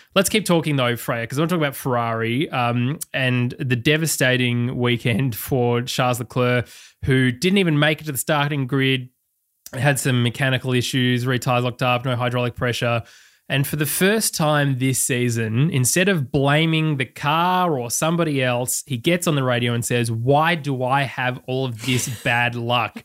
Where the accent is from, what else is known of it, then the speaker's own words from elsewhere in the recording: Australia; as an Australian